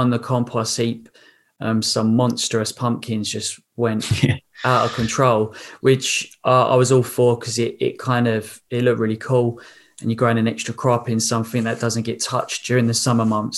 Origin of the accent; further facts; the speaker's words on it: England, United Kingdom; I was from England